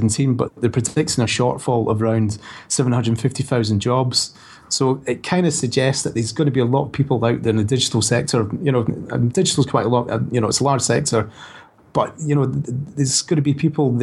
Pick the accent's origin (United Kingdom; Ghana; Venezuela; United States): United Kingdom; Scotland; now in Brighton, United Kingdom; my family back in Scotland